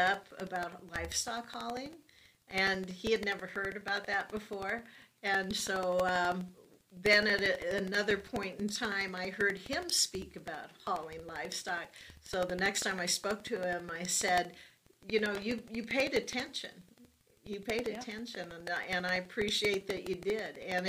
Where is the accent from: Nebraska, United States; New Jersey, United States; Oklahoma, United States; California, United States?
Nebraska, United States; I'm from Nebraska